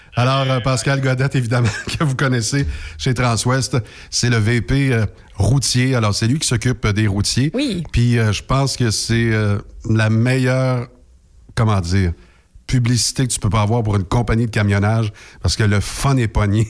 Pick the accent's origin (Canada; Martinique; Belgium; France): Canada; Quebec; chez nous, au Québec